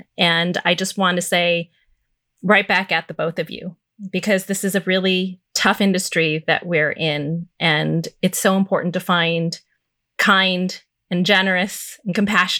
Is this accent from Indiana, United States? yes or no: no; Chicago, Illinois, United States; I was born and raised in the South Side of Chicago